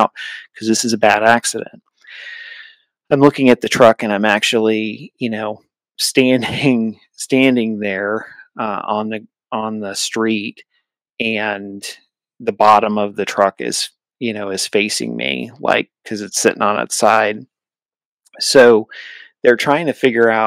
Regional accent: New Hampshire, United States; I grew up in New Hampshire, and New England

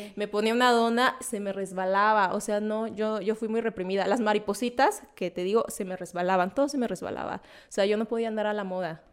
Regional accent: southern Veracruz, Mexico; moved away; yo soy del sur de Veracruz

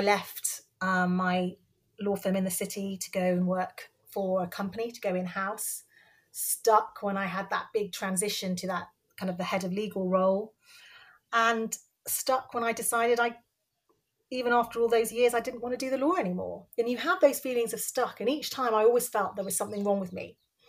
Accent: Cardiff, Wales, United Kingdom; So I was born in Cardiff. I'm Bangladeshi origin. So my parents were both born in Bangladesh and came over in the 60s and landed in Wales, which was great. And I have two sisters and grew up in Wales the whole time and lost my accent

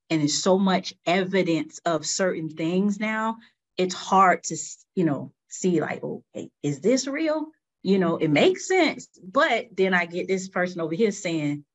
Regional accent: Riviera Beach, Florida, United States; I grew up in Riviera Beach, right? And you know, growing up in Riviera Beach, Florida was the Raw

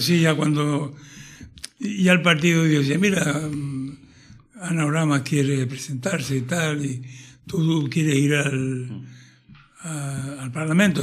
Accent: Tenerife, Canary Islands, Spain; como un canario de todas las islas nacido en Tenerife

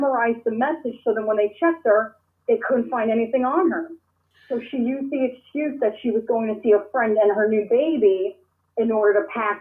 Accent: Toms River, New Jersey, United States; I was born and raised in Toms River, New Jersey

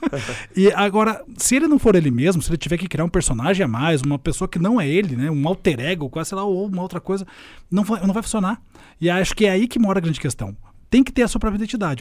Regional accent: Curitiba, Paraná, Brazil; cresci muito de boa, sei assim, aqui em Curitiba, sou curitibano

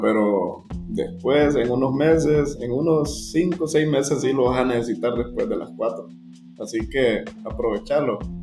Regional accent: Honduras; como hondureños

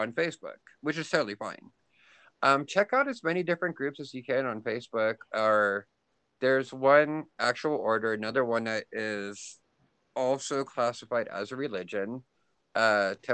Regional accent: Pennsylvania, United States; now in Kansas, United States; I grew up in Pennsylvania, which is like northeastern side of the United States, and we had a lot of snow.

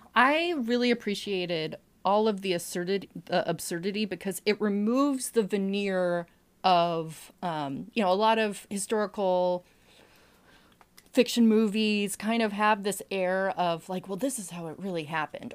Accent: New England, United States; I'm from New England

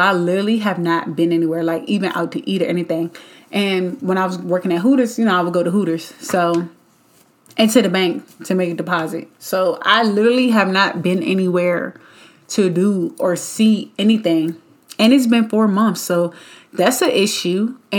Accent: Richmond, United States; born or raised there; moved away as an adult; now in Atlanta, United States

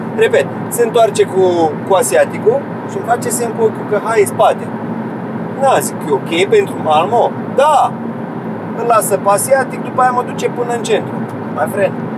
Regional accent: Romania; Din România.

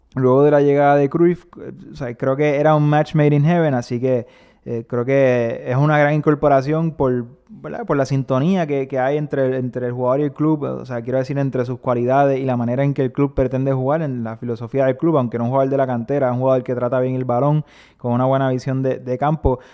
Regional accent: Puerto Rico; Rafa y yo somos puertorriqueños, nuestro equipo nacional es Puerto Rico

